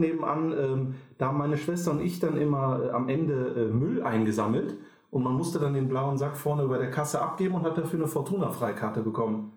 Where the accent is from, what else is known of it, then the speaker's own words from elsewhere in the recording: Düsseldorf, North Rhine-Westphalia, Germany; ich bin auch in Düsseldorf geboren, in Flingern